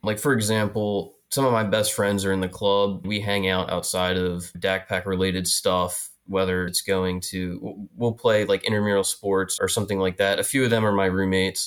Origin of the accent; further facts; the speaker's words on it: New Freedom, Pennsylvania, United States; moved away as an adult; now in Philadelphia, United States; I'm from, uh, South Central Pennsylvania, York County, and, uh, a little town called New Freedom, right on the Mason-Dixon line